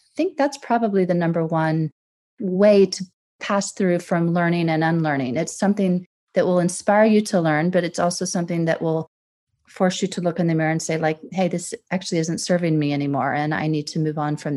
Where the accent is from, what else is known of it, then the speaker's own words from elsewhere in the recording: Deep South, United States; moved away as an adult; also born or lived in Gulf of Mexico coast / San Francisco; now in London, United Kingdom; I'm American, as you can probably tell from my voice. And I grew up in the Deep South.